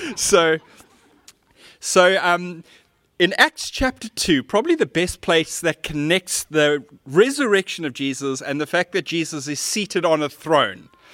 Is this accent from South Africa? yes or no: yes; Cape Town, Western Cape, South Africa; As a teenager, I grew up in Seapoint